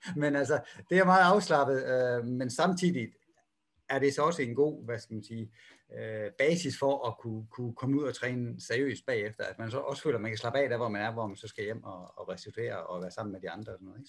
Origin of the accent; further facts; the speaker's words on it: Denmark; moved away; jeg er jo dansker